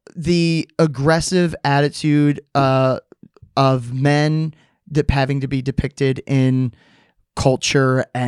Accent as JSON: {"language": "English", "area": "Jersey Shore", "region": "New Jersey", "country": "United States", "tie": "born or raised there", "said": "I grew up at the Jersey Shore"}